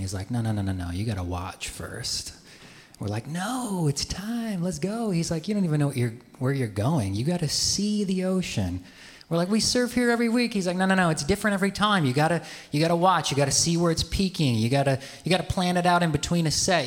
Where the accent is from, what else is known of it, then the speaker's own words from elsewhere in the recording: Midwest, United States; moved away; I grew up in the Midwest.